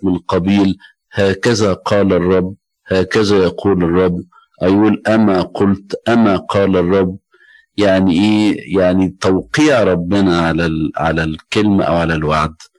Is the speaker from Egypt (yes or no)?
yes; Egypt; عندنا في مصر